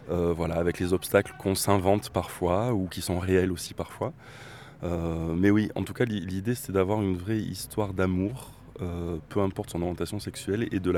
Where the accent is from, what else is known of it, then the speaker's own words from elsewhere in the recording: Bordeaux, Nouvelle-Aquitaine, France; on a participé à un, un grand événement sur la ville de Bordeaux, parce qu'on est originaire de Bordeaux